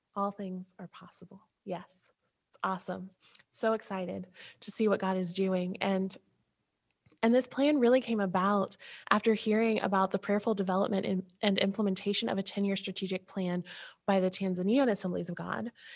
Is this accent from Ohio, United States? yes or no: yes; Ohio, United States; we're from Ohio where if I say OH, I know you just said IO